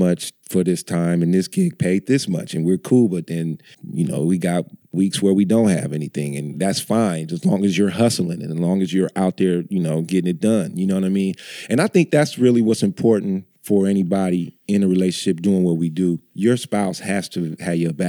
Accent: Oakland, California, United States; I'm from Oakland

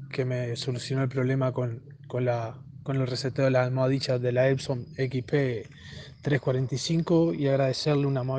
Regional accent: Cebollatí, Rocha, Uruguay; eh, soy de Uruguay, departamento de Rocha, Cebollatí, vivo pegado a Brasil.

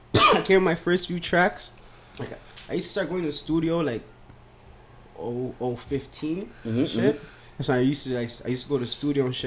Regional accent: Ghana; I'm Ghanaian, yeah.

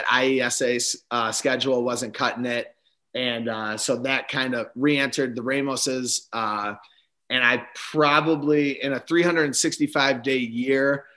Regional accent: Spring Grove, Illinois, United States; We lived about 10 or 15 minutes away from each other at the time, Spring Grove in Johnsburg, Illinois.

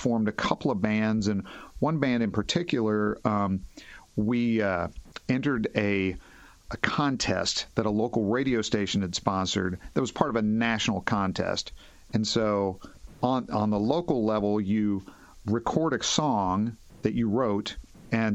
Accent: Henderson, Kentucky, United States; also born or lived in Nashville, Tennessee; now in Fort Wayne, United States; I'm from Henderson, Kentucky. It's in western Kentucky. It's on the Ohio River. It's about 30,000 people. And, imagine, like, I was growing up there in the 70s and early 80s

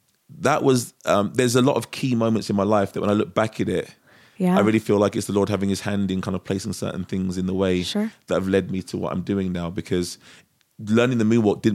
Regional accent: London, United Kingdom; moved away as an adult; I'm from Europe. Yeah, I was born in England.

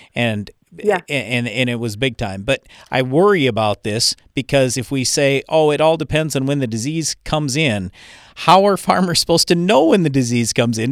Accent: Iowa, United States; I was born in Iowa

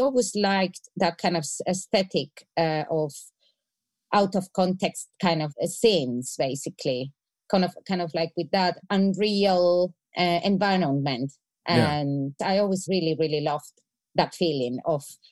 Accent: Spain; I'm from Spain.

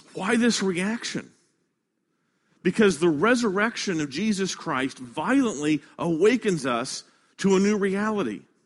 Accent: Kansas City, Midwest, United States; now in Baton Rouge, United States; I come from the Midwest, and this time of the year is tornado season, because I live in a place called Tornado Alley, uh, up in Kansas City

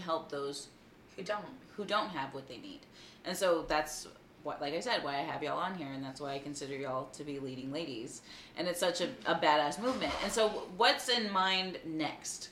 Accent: Texas, United States; being a Texan

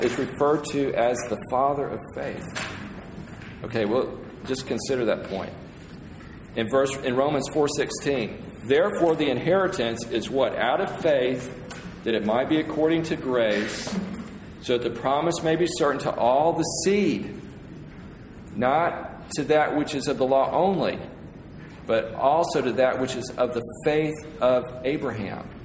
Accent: United States; I'm from the States.

